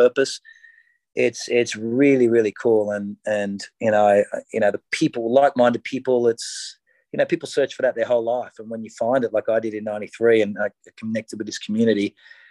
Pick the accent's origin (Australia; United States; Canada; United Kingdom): Australia; as an Australian